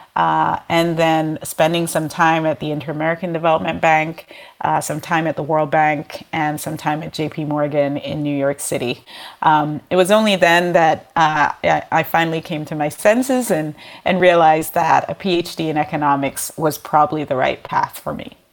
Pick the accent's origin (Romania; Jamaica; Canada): Jamaica; moved away; I'm originally from Jamaica, a developing country